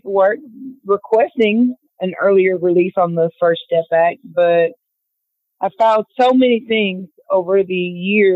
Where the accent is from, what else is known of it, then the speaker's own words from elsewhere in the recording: Lewisburg, Tennessee, United States; I grew up in Lewisburg, Tennessee for the most part, but up until the time I was 13 or 14, my father was with a rock and roll band